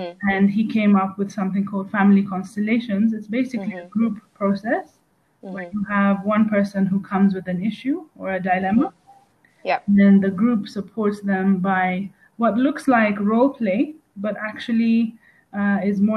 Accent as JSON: {"language": "English", "region": "Nairobi", "country": "Kenya", "tie": "born or raised there", "said": "I'm a third generation born East African of Greek descent. So I grew up in Nairobi"}